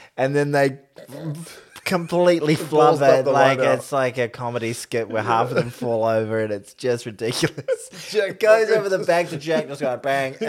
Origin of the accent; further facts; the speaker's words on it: New Zealand; as a Kiwi